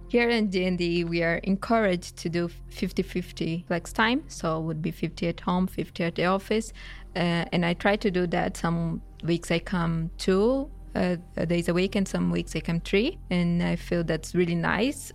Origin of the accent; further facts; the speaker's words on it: Brazil; moved away as an adult; now in Sweden; I'm from Brazil